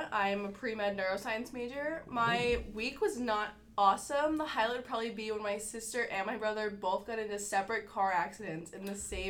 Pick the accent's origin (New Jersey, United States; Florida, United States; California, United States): New Jersey, United States; I'm from New Jersey.